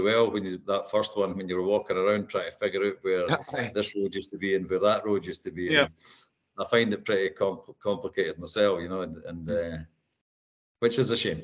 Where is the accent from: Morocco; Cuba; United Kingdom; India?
United Kingdom; Perth, Scotland; moved away as an adult; also born or lived in Craigie, Perth / America / Germany; now in Australia; I live in Craigie, but I'm from Muirton.